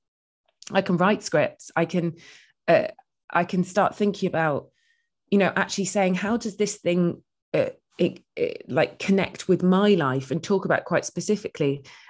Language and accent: English; England, United Kingdom; I was like, oh, I'm from the Midlands. And it just didn't seem like a thing that they got.